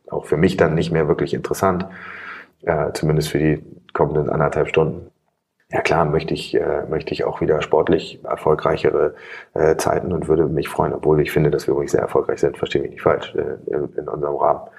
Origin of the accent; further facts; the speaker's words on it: Hamburg, Germany; das sage ich als Hamburger Atheist.